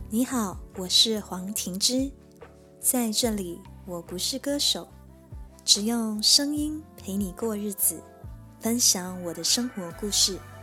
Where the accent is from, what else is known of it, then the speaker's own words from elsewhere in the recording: Kota Tinggi, Johor, Malaysia; 我出生于马来西亚，南部柔佛州的一个小地方。小地方就叫哥打丁仪，距离新加坡大概六十公里，一小时又十五分钟的车程